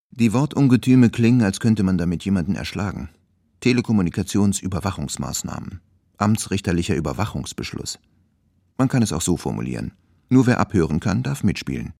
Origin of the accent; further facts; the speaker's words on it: East Germany, Germany; als Ossi